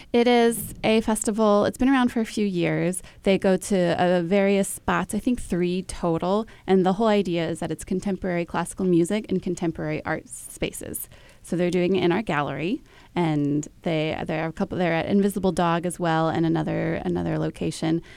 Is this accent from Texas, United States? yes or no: yes; Dallas, Texas, United States; I grew up in Dallas